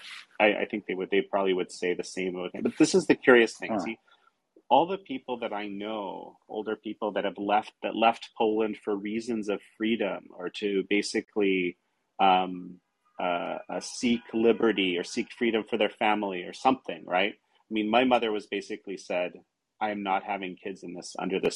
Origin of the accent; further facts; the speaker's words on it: Toronto, Ontario, Canada; growing up in Toronto, Canada, and Canadian as a kid